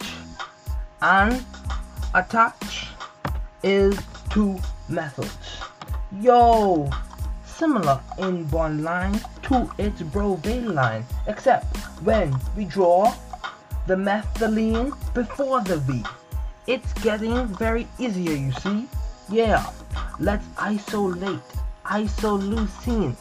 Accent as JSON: {"language": "English", "country": "Bahamas", "said": "I'm from the Bahamas"}